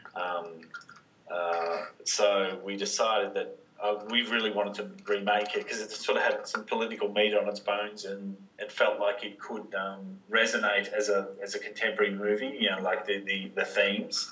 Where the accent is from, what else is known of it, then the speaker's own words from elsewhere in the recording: Wodonga, Victoria, Australia; I grew up in in Wodonga